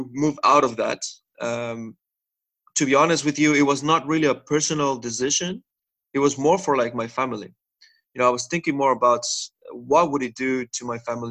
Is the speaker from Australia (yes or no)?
no; Mexico; moved away as an adult; now in Netherlands; I'm originally from Mexico, but I've been living here in the Netherlands now for 7 years.